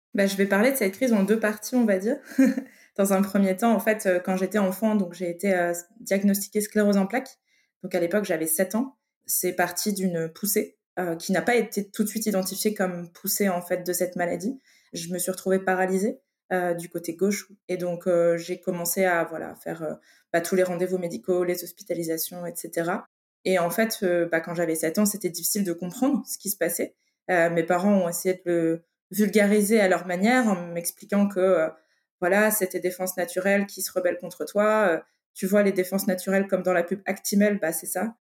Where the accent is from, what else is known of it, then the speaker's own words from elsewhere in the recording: Lille, Hauts-de-France, France; je viens du nord de la France. J'ai grandi en ville, à Lille.